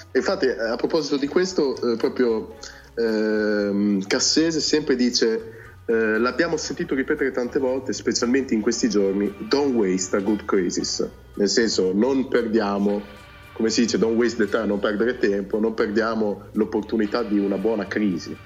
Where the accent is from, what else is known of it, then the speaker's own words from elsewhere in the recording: Cento, Emilia-Romagna, Italy; sono terra di mezzo tra il ferrarese e il bolognese, sono di centro, provincia di Ferrara.